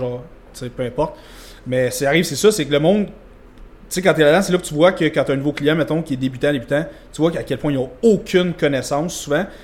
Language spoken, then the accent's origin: French; Vaudreuil-Dorion, Quebec, Canada; je viens de Vaudreuil-Dorion